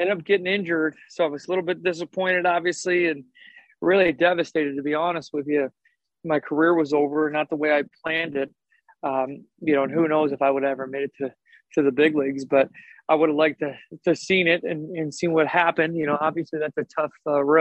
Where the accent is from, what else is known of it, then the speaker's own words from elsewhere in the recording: Tinley Park, Illinois, United States; moved away; I'm from Tinley Park, Illinois, which is a south suburb of Chicago